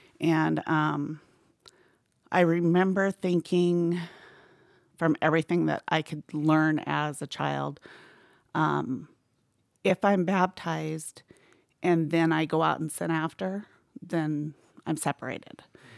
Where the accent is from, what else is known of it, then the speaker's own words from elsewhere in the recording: Mesa, Arizona, United States; born there; Okay, so I was born in Mesa, Arizona